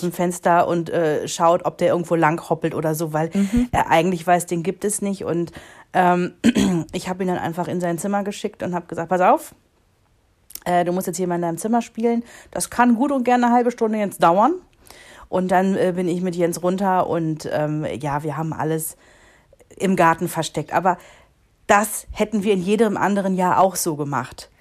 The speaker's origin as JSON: {"language": "German", "region": "North Rhine-Westphalia", "country": "Germany", "tie": "born or raised there", "moved": "yes", "said": "im Rheinland gewesen sind, in meiner Heimat"}